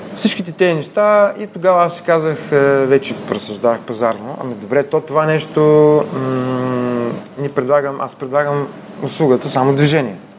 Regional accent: Ruse, Ruse Province, Bulgaria; Роден съм в Русе, израснал съм в семейство на учени

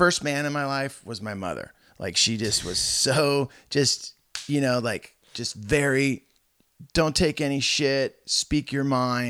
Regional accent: Santa Cruz, California, United States; like, every car I ever got into as a kid growing up, it was like the scent of patchouli, because I was growing up in Santa

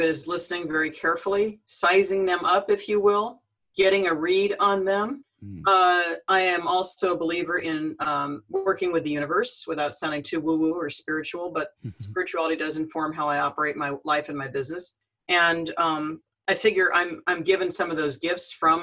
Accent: Cupertino, California, United States; I grew up in Cupertino, California, that's my hometown. That's where I'm talking to you from now

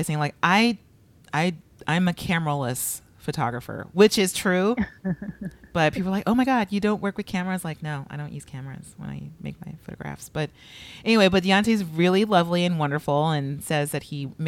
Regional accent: Los Angeles, California, United States; I'm from LA, but I grew up across the street from Inglewood

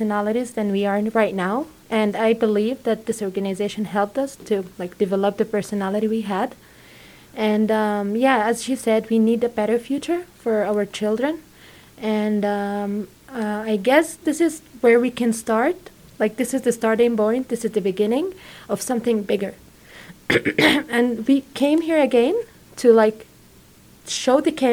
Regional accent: Nablus, West Bank, Palestine; I'm from Palestine, Nablus, in the West Bank

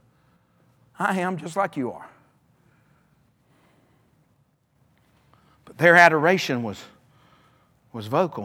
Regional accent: Alabama, United States; now in North Carolina, United States; I was raised in Alabama

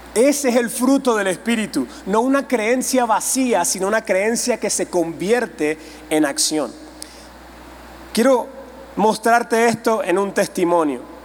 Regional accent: Venezuela; Yo vengo de Venezuela

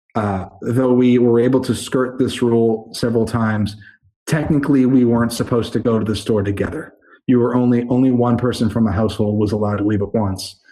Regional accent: Methuen, Massachusetts, United States; moved away as an adult; also born or lived in Boston / Los Angeles / Spain; I'm 18 years of Methuen plus four years of Boston plus 10 years

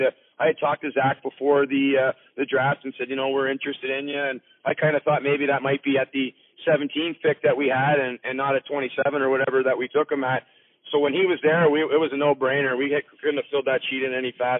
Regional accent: Orangeville, Ontario, Canada; growing up in Orangeville

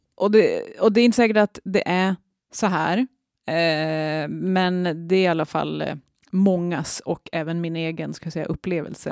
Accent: Norrland, Sweden; accent: Norrland dialect; min egen dialekt och på något vis min, min, min norrländska identitet

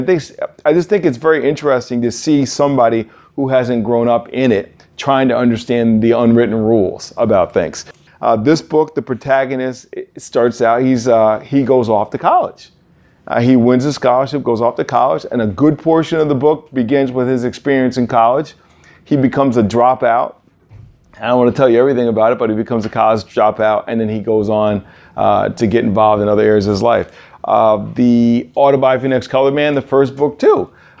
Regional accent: Hudson Valley, New York, United States; I grew up in the Hudson Valley, which if you're taking a commuter train, you can be down in Harlem in 30 minutes.

